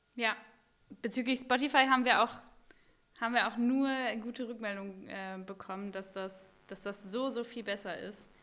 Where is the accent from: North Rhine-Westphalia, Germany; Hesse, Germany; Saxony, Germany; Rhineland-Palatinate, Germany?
North Rhine-Westphalia, Germany; now in Bremen, Germany; Ich bin ja in NRW aufgewachsen